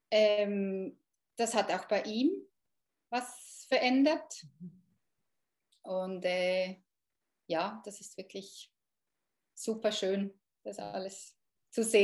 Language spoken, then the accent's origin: German; Thun, Bern, Switzerland; Ich bin aus Thun, das ist vielleicht halt schon noch wichtig ähm, bei solchen ja. Kursen, dass das in der Nähe ist.